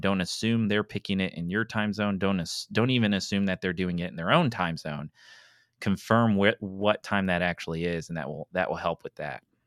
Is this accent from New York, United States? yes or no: no; East Tennessee, United States; moved away as an adult; now in Mobile, United States; I grew up in East Tennessee, and it was all Eastern time